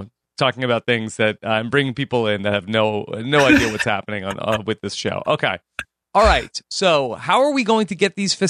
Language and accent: English; New York, United States; So I am I grew up in New York. I'm a Jets fan and a Mets fan.